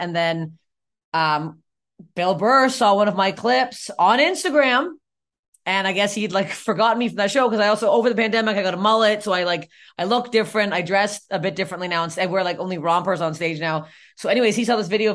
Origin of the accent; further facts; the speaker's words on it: Canada; especially as a Canadian